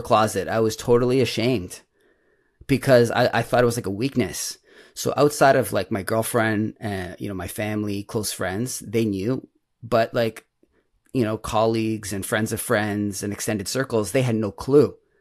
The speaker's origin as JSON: {"language": "English", "town": "Toronto", "region": "Ontario", "country": "Canada", "said": "I'm from Toronto, um, Toronto, Canada"}